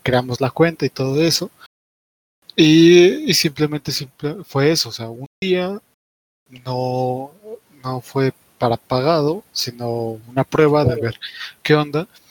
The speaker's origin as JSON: {"language": "Spanish", "region": "Puebla", "country": "Mexico", "said": "yo soy poblano"}